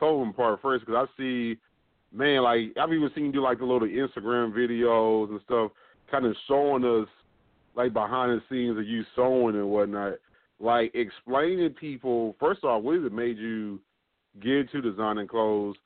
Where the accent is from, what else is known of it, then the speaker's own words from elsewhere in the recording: New Jersey, United States; moved away; I'm from Jersey originally